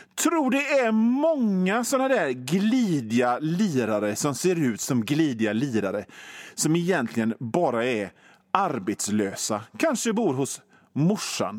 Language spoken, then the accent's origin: Swedish; Gothenburg, Västra Götaland, Sweden; accent: Göteborgska